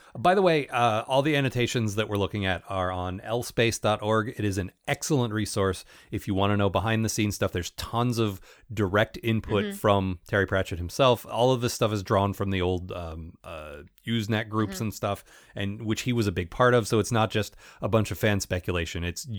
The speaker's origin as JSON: {"language": "English", "country": "United Kingdom", "said": "I'm British and I understand this British thing that you American readers might not understand"}